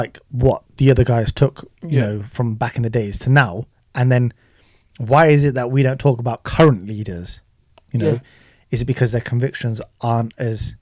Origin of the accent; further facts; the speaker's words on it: United Kingdom; also born or lived in Pakistan (ancestry); We're British Asians